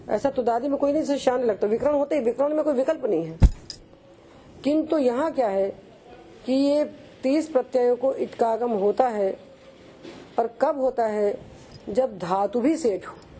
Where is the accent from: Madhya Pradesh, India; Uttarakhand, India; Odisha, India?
Madhya Pradesh, India; हमारे तो पूर्वज वहां पैदा हुए थे हम तो एमपी में पैदा हुए